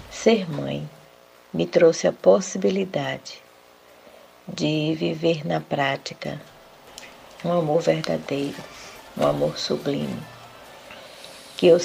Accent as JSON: {"language": "Portuguese", "town": "Senhor do Bonfim", "region": "Bahia", "country": "Brazil", "said": "sou da cidade de Senhor do Bonfim, interior da Bahia. Pertenço à Igreja Presbiteriana 1 de Maio e, dentre outras coisas, sou filha, esposa, mãe e avó."}